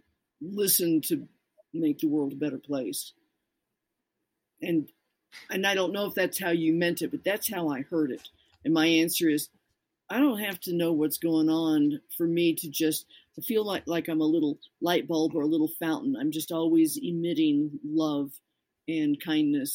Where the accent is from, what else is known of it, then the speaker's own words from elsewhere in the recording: Colorado, United States; I'm from Colorado